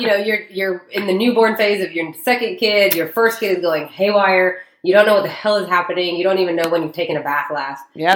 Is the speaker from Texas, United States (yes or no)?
yes; Dallas, Texas, United States; I was born and raised in Dallas.